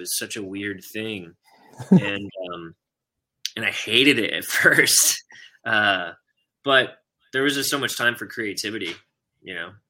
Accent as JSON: {"language": "English", "town": "Houston", "region": "Texas", "country": "United States", "said": "I'm originally from Houston and I hate the Dallas sports world."}